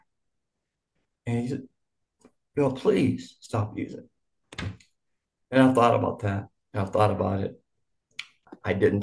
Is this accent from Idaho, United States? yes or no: yes; Boise, Idaho, United States; also born or lived in Tyler, Texas; I grew up in, of all places, Idaho